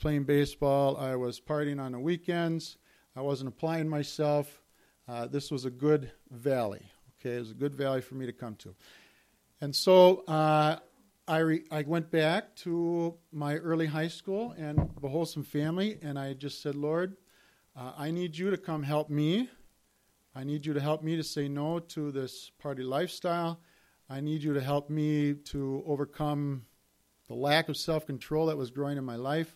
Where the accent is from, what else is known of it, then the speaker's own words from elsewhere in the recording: St. Cloud, Minnesota, United States; I grew up in St. Cloud, Minnesota, and I'm the oldest of three children